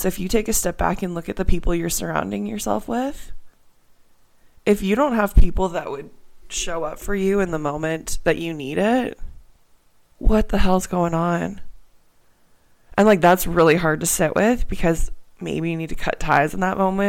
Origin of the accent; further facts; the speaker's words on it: Canada; moved away as an adult; also born or lived in Pittsburgh, Pennsylvania, United States / Australia; I'm here in Canada. I'm from Canada, but I went to school in Pittsburgh, just outside of Pittsburgh.